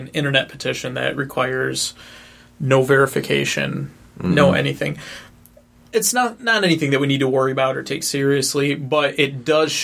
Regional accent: Central Lake, Michigan, United States; now in Ann Arbor, United States; Central Lake, Michigan in the northern Lower Peninsula is my hometown.

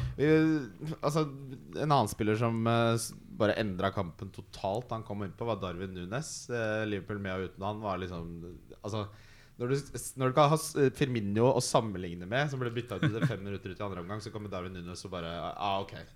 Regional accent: Ski, Akershus, Norway; når du vokser opp i Ski, sånn som meg

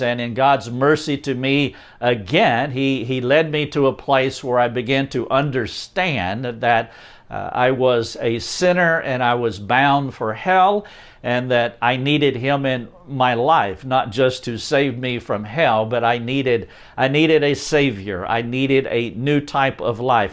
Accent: North Carolina, United States; I am from North Carolina, a little town outside of Charlotte, North Carolina

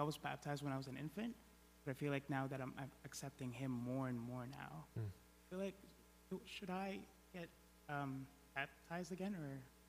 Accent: Philippines; moved away; So I grew up Catholic in the Philippines

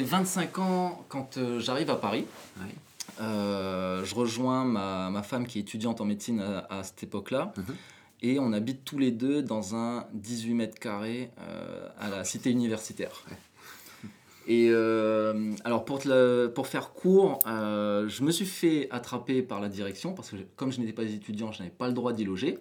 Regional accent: New Caledonia; moved away as an adult; Donc je suis né en Nouvelle-Calédonie, j'ai grandi en Nouvelle-Calédonie

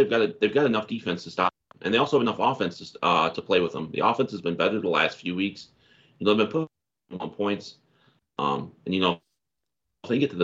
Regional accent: Canada; I'm from the Great White North, but it's still warm here

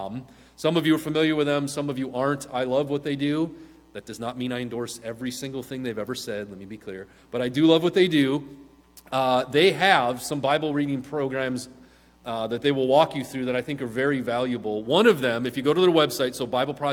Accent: Midwest, United States; now in Southern California, United States; a Midwesterner

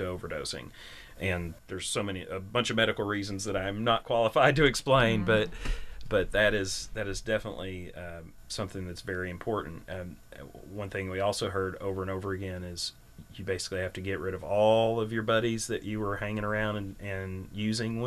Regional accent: Berea, Kentucky, United States; I grew up in Berea

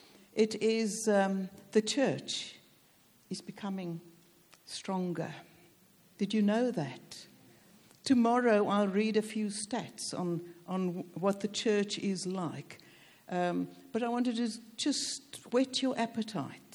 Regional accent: South Africa; moved away; also born or lived in Cape Town, South Africa; Though I'm South African, my dad was British and moved to South Africa, so I've got a stake in this nation, do you see? So I'm British South African

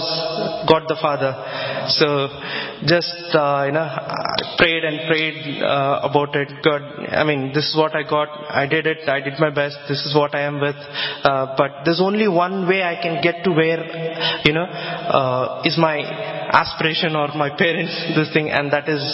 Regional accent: southwest India, India; now in Harrow, United Kingdom; I'm basically from India, from the southwest region of India. If I tell the name of my town, it's probably doesn't show up on the Google as well.

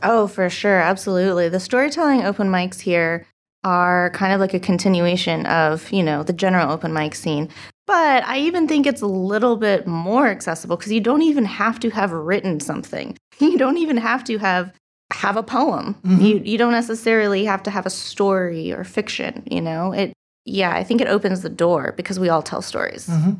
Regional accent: Huntington Beach, California, United States; moved away as an adult; also born or lived in Santa Cruz; now in Long Beach, United States; I'm from Huntington Beach

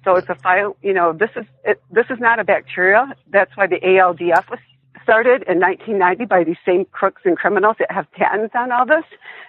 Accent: Michigan, United States; It happened in my home state, Michigan

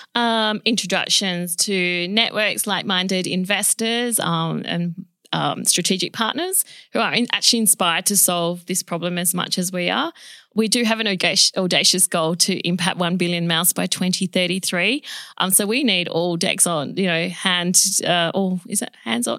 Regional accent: Perth, Western Australia, Australia; also born or lived in Chile; I was born in Chile, South America, and we migrated to Australia, um, when I was two and a half years of age

